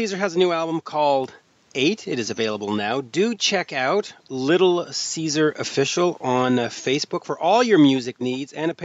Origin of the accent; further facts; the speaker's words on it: Canada; I'm Danish, or I was born in Canada, but we're from a Danish background